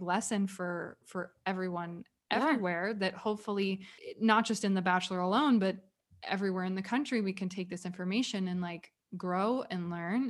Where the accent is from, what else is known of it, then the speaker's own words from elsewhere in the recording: the South, United States; I grew up in the Walmart universe of the South